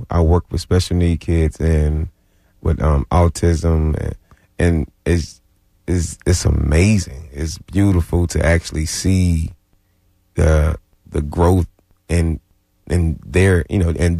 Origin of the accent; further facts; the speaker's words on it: Albany, Georgia, United States; Albany, Georgia.